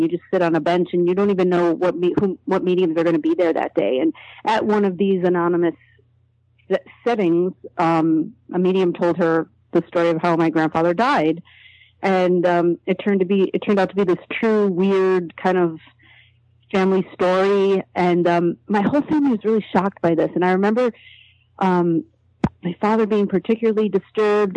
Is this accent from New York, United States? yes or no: yes; Buffalo, New York, United States; I grew up in Buffalo, New York, which is an hour away from the world's largest spiritualist community